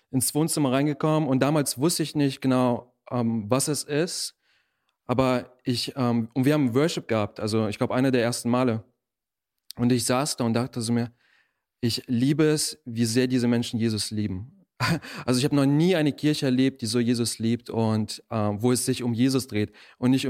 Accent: Germany; also born or lived in Russia; Ähm, ich bin in Russland geboren und äh, mit acht bin ich dann hier nach Deutschland gezogen, bin hier aufgewachsen

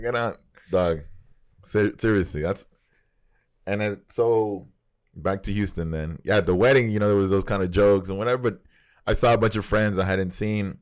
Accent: Nicaragua; moved away; we grew up in Nicaragua

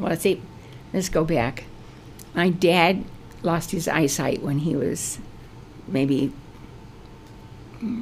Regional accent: Downey, California, United States; also born or lived in Long Beach, California; we moved from Downey, from Long Beach to Downey. And Downey was where my dad had the house built

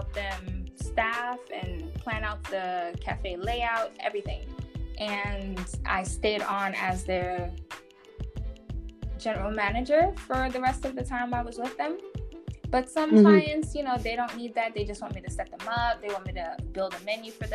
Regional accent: New York City, New York, United States; moved away as an adult; now in United Arab Emirates; I'm from Brooklyn, New York. My family is Haitian and Panamanian, and I was raised by a Jamaican stepdad

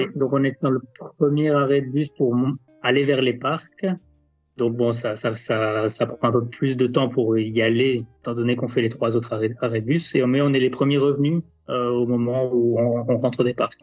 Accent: France; en tant que Français

